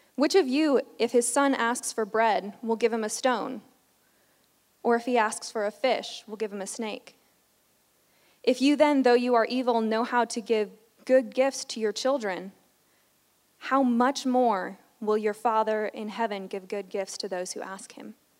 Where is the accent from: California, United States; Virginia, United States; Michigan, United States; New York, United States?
New York, United States; I grew up in New York going to a church